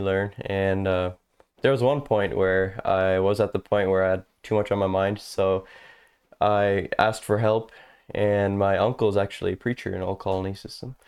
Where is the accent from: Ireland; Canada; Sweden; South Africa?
Canada; St. Thomas, Ontario; moved away as an adult; now in Texas, United States; born in Saint Thomas and raised around these areas. We never really moved more than ten minutes apart